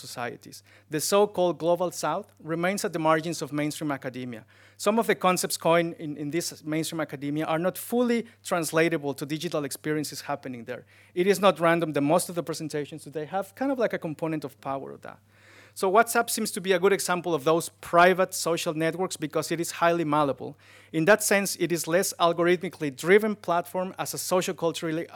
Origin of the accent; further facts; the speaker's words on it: Mexico City, Mexico; moved away as an adult; I was born in Mexico City, a city of 23 million people